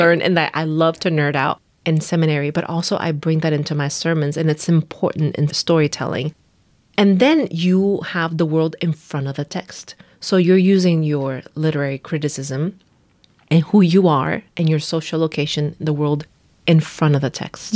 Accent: Nicaragua; moved away as an adult; now in United States; I am from Nicaragua. I, uh, was raised there up until I came, uh, to the U S to go to college

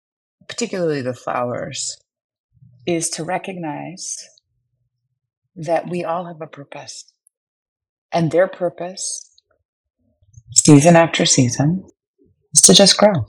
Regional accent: New York City, New York, United States; now in Napa Valley, United States; growing up in Brooklyn

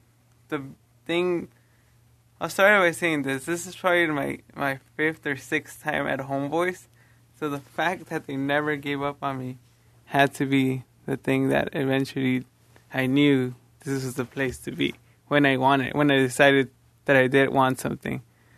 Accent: Los Angeles, California, United States; I'm from Los Angeles, California.

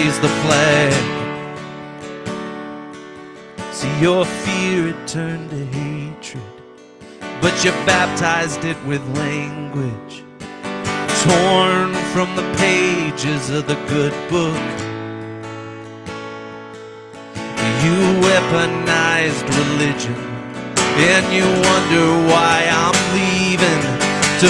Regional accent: South Bend, Indiana, United States; I'm from South Bend, Indiana

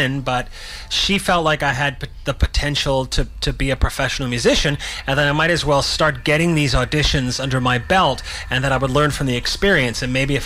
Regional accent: Vancouver, British Columbia, Canada; also born or lived in Victoria; I'm one of those rare born and raised Vancouverites. Mm. Well, I was born in Victoria, spent a few weeks there, and then ended up in Vancouver

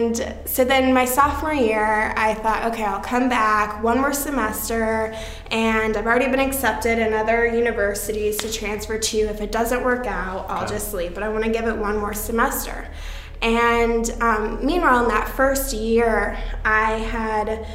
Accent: Indianapolis, Indiana, United States; my hometown of Indianapolis

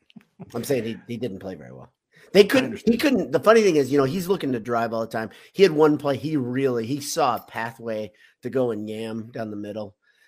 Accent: United States; But for me, I'm an American is, to me, it's one of the best.

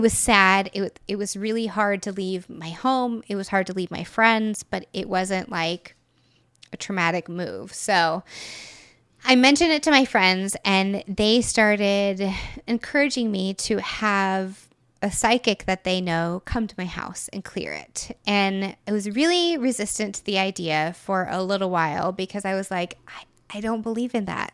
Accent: Texas, United States; moved away as an adult; also born or lived in Florida; I had lived in Texas essentially my whole life

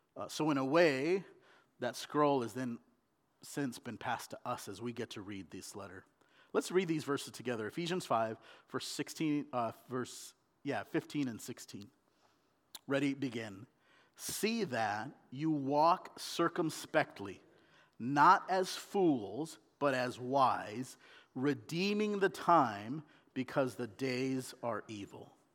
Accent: Southern California, United States; moved away as an adult; also born or lived in India; now in Oregon, United States; I was born in India. and I was raised in Southern California

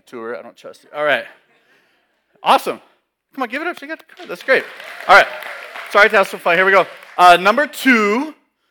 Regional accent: California, United States; I'm born and raised in California.

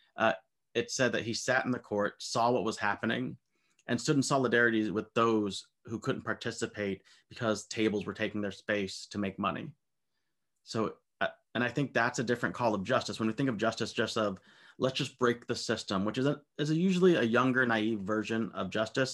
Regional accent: United States; I'm an American

